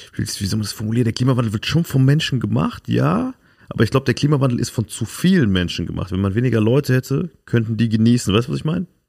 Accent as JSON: {"language": "German", "region": "Saarland", "country": "Germany", "tie": "born or raised there", "said": "da, wo ich herkomme, Saarland"}